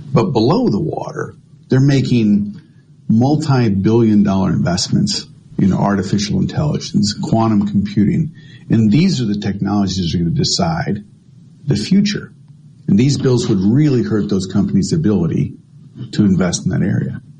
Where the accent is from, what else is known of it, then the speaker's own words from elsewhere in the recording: Michigan, United States; moved away; I'm originally from Michigan